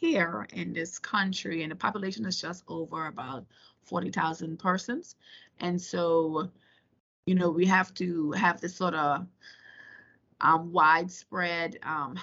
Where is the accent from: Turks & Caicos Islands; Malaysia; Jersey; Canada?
Turks & Caicos Islands; also born or lived in Virginia, United States; I was born and raised in the Turks and Caicos Islands